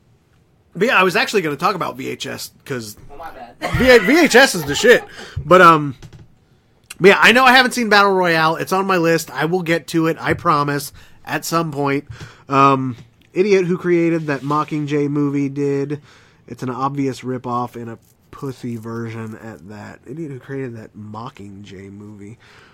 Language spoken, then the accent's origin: English; Indiana, United States; shortly after I graduated, I moved to Cincinnati from Indiana, and I had an apartment